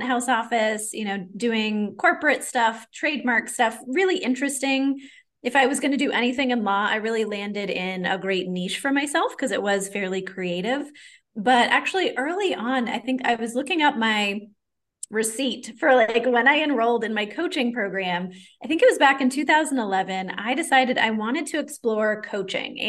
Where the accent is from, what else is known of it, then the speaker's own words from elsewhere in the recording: Maine, United States; moved away; I'm originally from Maine in the States, and a lot of my ancestors were French Canadian